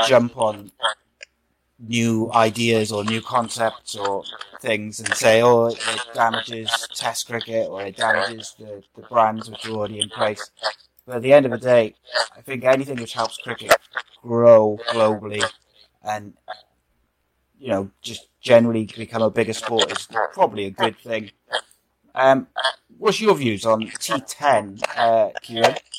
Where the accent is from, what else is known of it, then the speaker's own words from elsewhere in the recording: Wales, United Kingdom; I'm Welsh